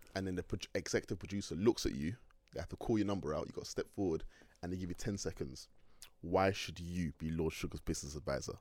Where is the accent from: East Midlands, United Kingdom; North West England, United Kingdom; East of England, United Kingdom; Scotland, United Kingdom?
North West England, United Kingdom; Manchester; also born or lived in London; throughout my whole time in Manchester growing up. So growing up in Manchester